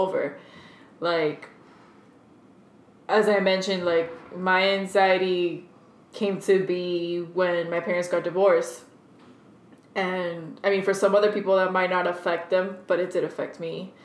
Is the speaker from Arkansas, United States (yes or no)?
no; Hialeah, Florida, United States; first language Spanish; English is a second language; born in Hialeah.